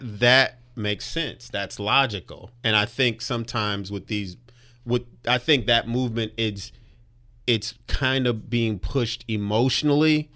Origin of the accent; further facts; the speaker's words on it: Compton, California, United States; I grew up in Compton.